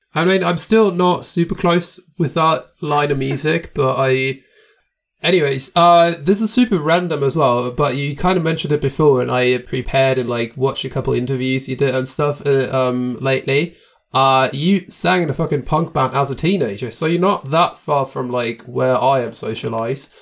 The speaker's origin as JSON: {"language": "English", "country": "Germany", "moved": "as an adult", "lives_now": "Austria", "said": "I'm from Germany, but I live in Austria now"}